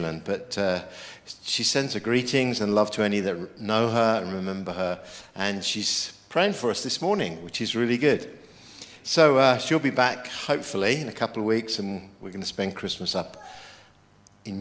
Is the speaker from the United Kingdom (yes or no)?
yes; United Kingdom; I'm a Brit